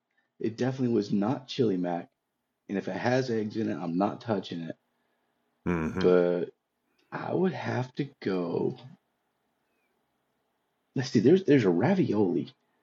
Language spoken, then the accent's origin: English; Maryville, Tennessee, United States; moved away as an adult; So I'm calling in from Maryville, Tennessee, or as the locals call it, Maryville. This is actually my hometown. But, you know, after a long time of being away, felt like now was the time to head back to the roots.